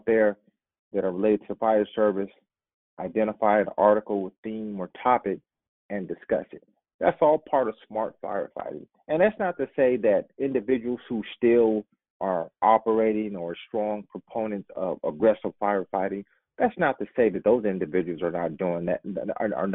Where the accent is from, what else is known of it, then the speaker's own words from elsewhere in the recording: Indianapolis, Indiana, United States; my hometown, Indianapolis